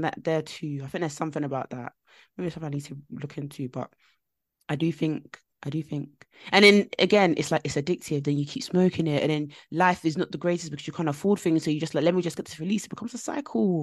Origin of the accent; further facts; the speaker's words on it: London, United Kingdom; I grew up in East London, like, and when I say I grew up in East London, it was very, very rough